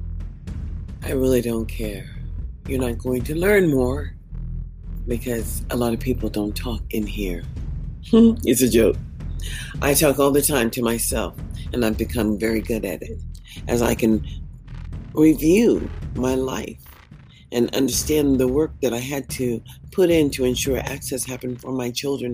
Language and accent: English; United States; As an American citizen